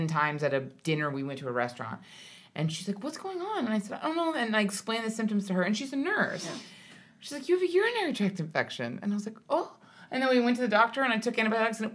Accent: Hawaii, United States; My mom's partly Irish, but I grew up in Hawaii

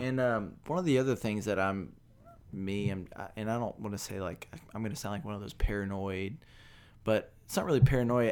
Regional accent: Beaumont, Texas, United States; also born or lived in Dallas; I was born and raised in Beaumont

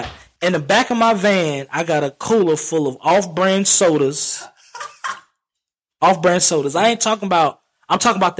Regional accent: Alabama, United States; Back down, that was back when I'm from Alabama. I'm from Alabama.

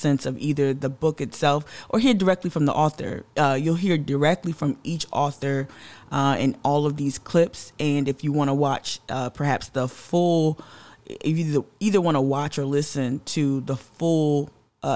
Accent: New Jersey, United States; now in Charleston, United States; a Gullah Geechee descendant, born and raised in Jersey

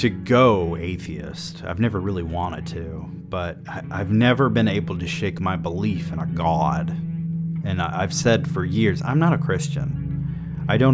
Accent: the South, United States; I grew up in the South

